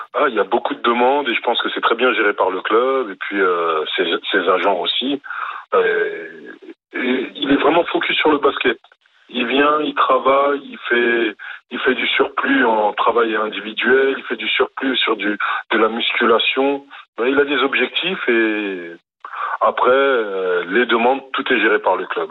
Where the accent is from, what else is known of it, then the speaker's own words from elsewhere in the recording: France; je suis français, sélectionneur du Cameroun